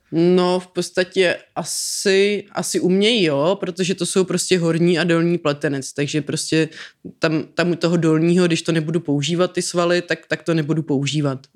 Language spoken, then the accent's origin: Czech; Prague, Czechia; já jsem Pražák